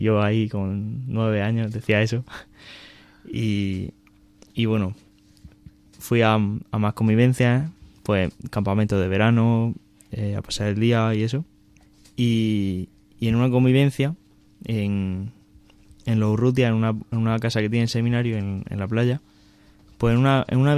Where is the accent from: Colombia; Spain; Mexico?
Spain; Alcantarilla, Region of Murcia; y soy de Murcia, de, un pueblo que está cerca de, la ciudad de Murcia, que se llama Alcantarilla.